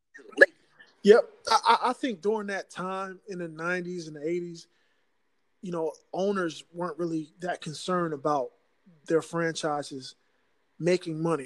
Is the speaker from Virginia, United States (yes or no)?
yes; Virginia, United States; moved away; also born or lived in New Jersey; I'm originally from Virginia.